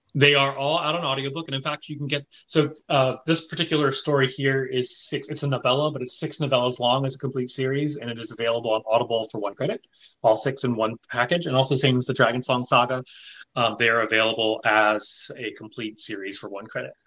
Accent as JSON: {"language": "English", "region": "the South", "country": "United States", "tie": "born or raised there", "also_born_or_lived": "Taiwan / Japan", "moved": "as an adult", "said": "I grew up in the South uh, at a time when there I could count the number of Asians in from sixth grade to high school on one hand"}